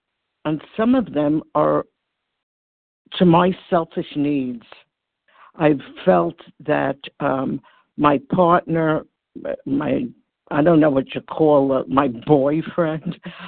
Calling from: New York, United States; Hi, this is Barbara. I'm calling from New York.

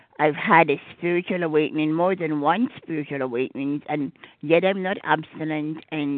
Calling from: Gettysburg, Maryland, United States; from Gettysburg, Maryland.

